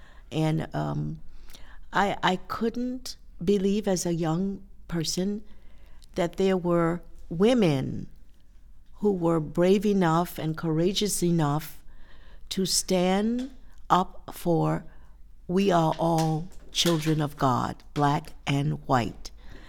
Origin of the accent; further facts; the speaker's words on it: Kingstree, South Carolina, United States; also born or lived in Washington, D.C.; now in Buffalo, United States; I am from South Carolina. Most people know I was born in a little town called King Street, South Carolina.